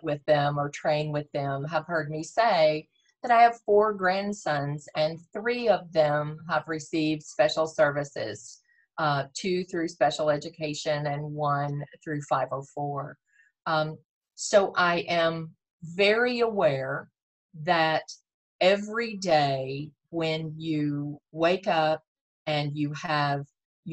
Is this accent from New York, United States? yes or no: no; Texas, United States; I was born and raised in Texas, so it is my home